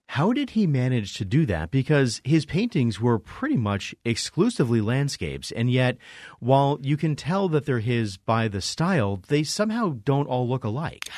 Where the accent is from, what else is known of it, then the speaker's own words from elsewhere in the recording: East Coast, Connecticut, United States; now in Arizona, United States; I grew up on the East Coast